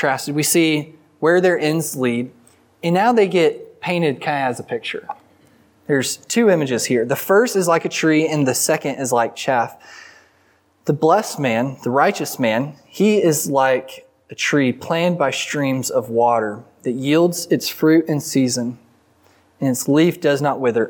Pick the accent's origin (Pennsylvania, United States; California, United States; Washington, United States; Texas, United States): Texas, United States; the Texas Panhandle, United States; I'm from the Panhandle, and so we don't really have rivers